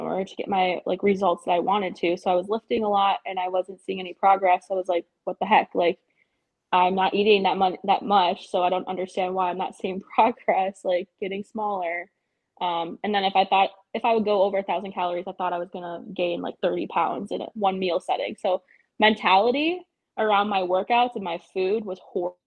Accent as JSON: {"language": "English", "town": "Milwaukee", "region": "Wisconsin", "country": "United States", "also_born_or_lived": "Germany", "moved": "as an adult", "said": "I'm from Milwaukee, Wisconsin."}